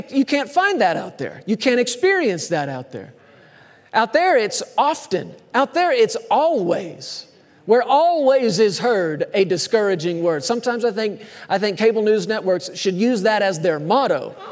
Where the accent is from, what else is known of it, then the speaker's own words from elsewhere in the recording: Texas, United States; I grew up in Texas.